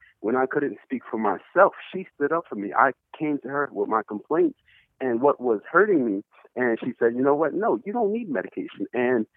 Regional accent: New York, United States; my home state, New York

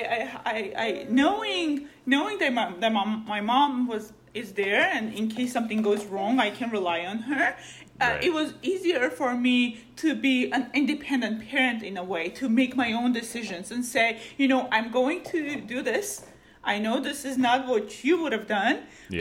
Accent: Armenia; now in California, United States; I grew up in Armenia

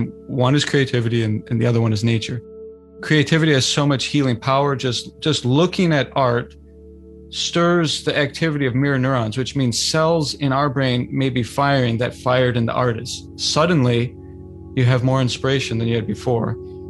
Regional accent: California, United States; born there; That's, that's a really powerful reflection. I was born in California.

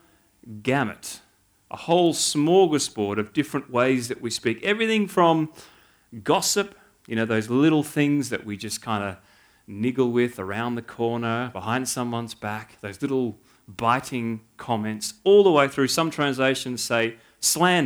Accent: Canberra, Australian Capital Territory, Australia; moved away as an adult; now in New South Wales, Australia; born and bred in Canberra

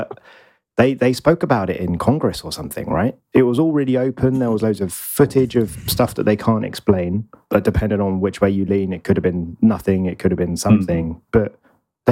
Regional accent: Kent, South East England, United Kingdom; I wasn't in the countryside, but I'm in Kent

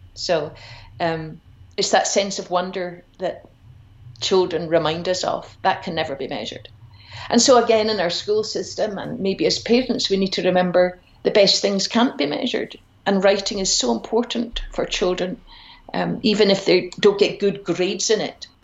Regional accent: Glasgow, Scotland, United Kingdom; also born or lived in Edinburgh; I grew up in Glasgow

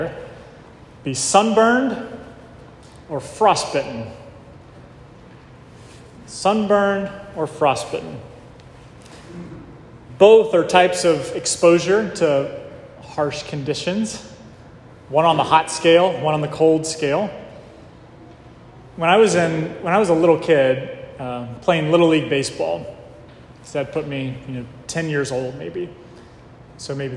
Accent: the South, United States; I grew up in the South, so it was hot in the summertime

